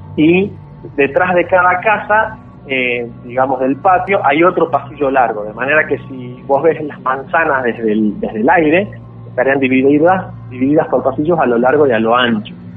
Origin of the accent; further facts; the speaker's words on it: Salta, Argentina; also born or lived in Campo Santo, Salta; Sí, sí, toda mi vida aquí.